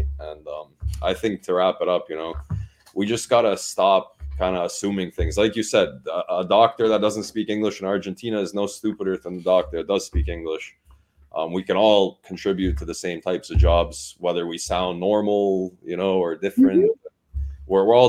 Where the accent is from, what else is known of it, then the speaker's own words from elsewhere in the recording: Toronto, Ontario, Canada; like, nobody knows that I don't live in the States or that I'm not chilling in Toronto, like, because I'm from Toronto.